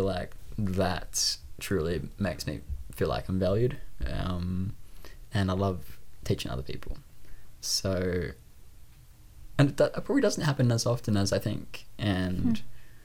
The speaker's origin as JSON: {"language": "English", "town": "Sydney", "region": "New South Wales", "country": "Australia", "tie": "born or raised there", "accent": "Australian", "said": "I grew up in the Northern Beaches in Sydney, Australia. And that is definitely home for me."}